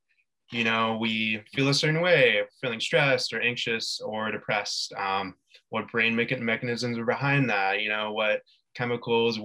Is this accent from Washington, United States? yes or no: no; San Diego, California, United States; moved away as an adult; now in San Luis Obispo, United States; I currently am living in San Luis Obispo when I'm from San Diego